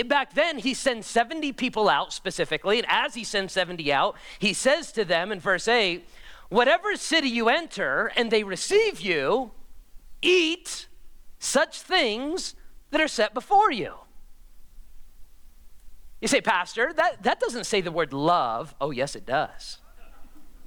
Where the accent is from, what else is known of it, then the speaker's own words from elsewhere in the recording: United States; me as an American